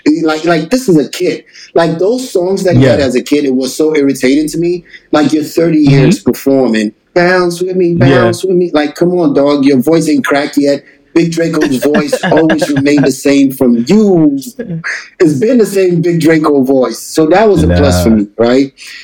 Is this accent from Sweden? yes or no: no; Ghana; now in Atlanta, United States; I'm listening, like, I came Ghana straight to Atlanta.